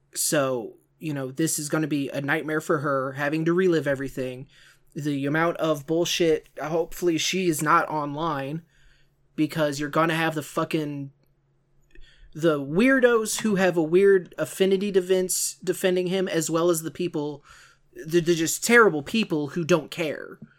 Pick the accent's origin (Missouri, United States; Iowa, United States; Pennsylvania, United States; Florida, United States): Missouri, United States; St. Louis; Can you tell I'm from the St. Louis area?